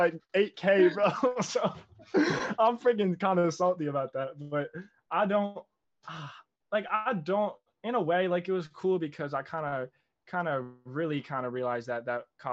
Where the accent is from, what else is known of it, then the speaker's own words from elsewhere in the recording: New Jersey, United States; I'm 19, born and raised in Jersey, South Jersey. Shout out 856.